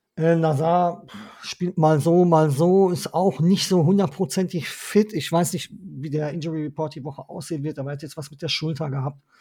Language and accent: German; Ruhr area, North Rhine-Westphalia, Germany; Ich bin waschechter Ruhrgebietler und da bin ich auch stolz drauf